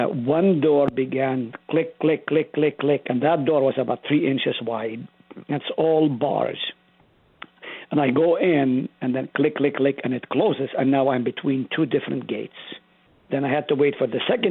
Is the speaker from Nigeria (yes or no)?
no; Israel; now in South Dakota, United States; I grew up in Israel